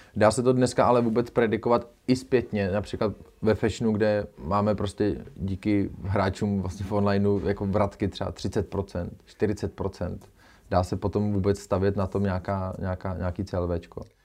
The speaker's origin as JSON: {"language": "Czech", "country": "Czechia", "said": "my, jako Češi"}